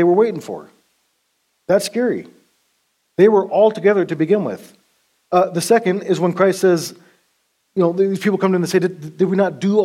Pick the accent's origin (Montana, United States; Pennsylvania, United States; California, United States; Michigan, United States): Montana, United States; At that time, I was from Montana